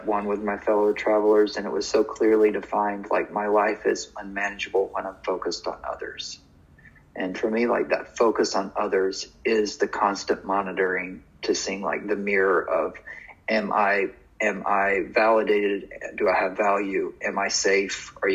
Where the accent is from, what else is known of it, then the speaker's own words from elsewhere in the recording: North Georgia, United States; moved away as an adult; also born or lived in New York; I left North Georgia and went to New York